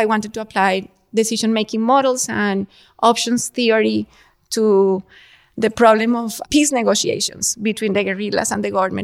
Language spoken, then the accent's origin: English; Colombia; moved away; I grew up in Colombia